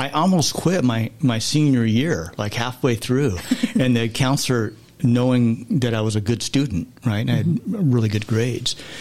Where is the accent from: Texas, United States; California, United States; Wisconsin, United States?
California, United States; Southern; growing up in Southern California